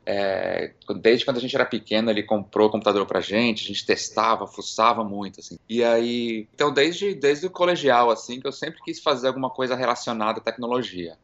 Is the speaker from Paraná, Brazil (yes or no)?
no; São Paulo, Brazil; moved away as an adult; also born or lived in Miami / New York; now in San Francisco, United States; Eu nasci em São Paulo, fui criado lá e fiquei por lá até meus vinte e poucos anos.